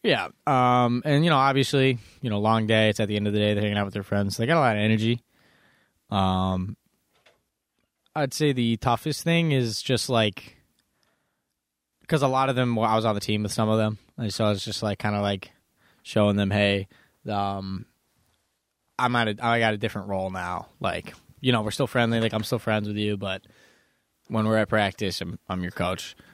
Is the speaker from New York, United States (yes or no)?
yes; Buffalo, New York, United States; I am from Buffalo